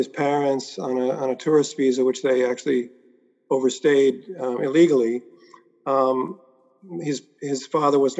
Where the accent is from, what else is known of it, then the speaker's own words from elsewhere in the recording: New York City, New York, United States; also born or lived in Manhattan / Long Island; I basically grew up in Queens.